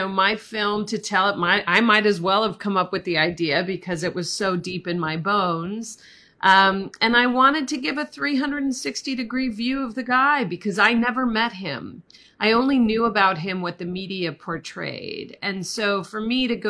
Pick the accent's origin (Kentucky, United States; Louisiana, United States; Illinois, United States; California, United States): Illinois, United States; Charlie Trotter's hometown; I grew up in Charlie Trotter's hometown. We went to the same high school. My mother was a food writer in Chicago in the 1980s and 90s.